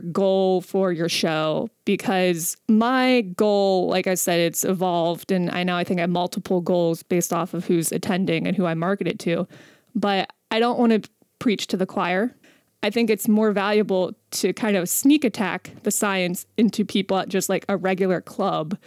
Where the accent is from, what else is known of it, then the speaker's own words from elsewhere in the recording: West Virginia, United States; I'm from West Virginia.